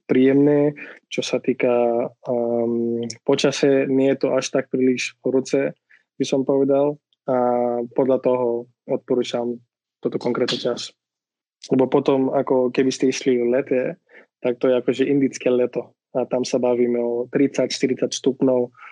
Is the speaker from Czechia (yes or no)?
no; Pune, Maharashtra, India; Slovak is a second language; now in Slovakia; Ja som z Indie, konkrétne z západnej strany Indie.